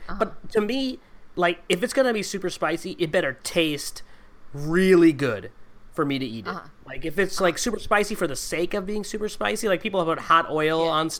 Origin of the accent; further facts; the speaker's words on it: Guyana; Because I'm from Guyana, not Jamaica.